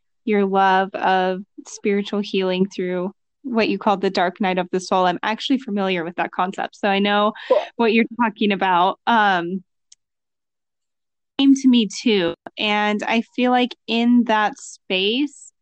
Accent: Louisiana, United States; moved away; I'm from Louisiana, so I grew up in nature. And then when I moved to the city

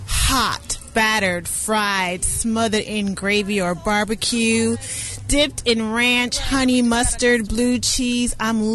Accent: Durham, North Carolina, United States; I'm from Durham.

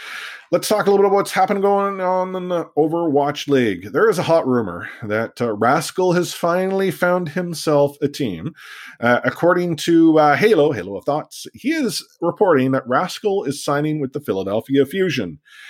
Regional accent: Canada; also born or lived in Vancouver; I'm Canadian

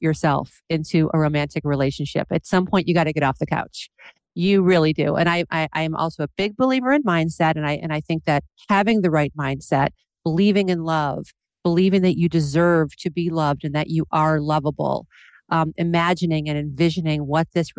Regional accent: Independence, Ohio, United States; moved away as an adult; also born or lived in Los Angeles; now in Seattle, United States; I'm from a small town in Independence, Ohio

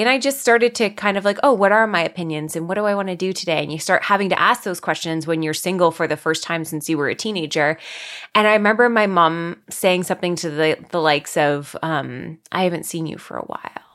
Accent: Guelph, Ontario, Canada; I am from Guelph, Ontario. It's about an hour and a bit outside of Toronto in Canada

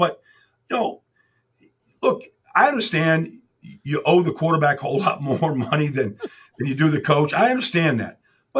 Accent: Pittsburgh, Pennsylvania, United States; and I'm from Pittsburgh, Jason.

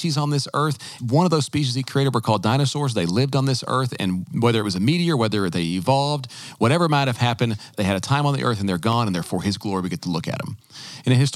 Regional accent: the South, United States; a lot of Christians growing up in the South, myself included

